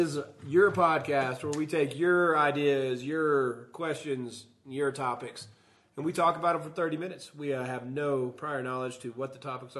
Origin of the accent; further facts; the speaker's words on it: the South, United States; I'm from the South, dude.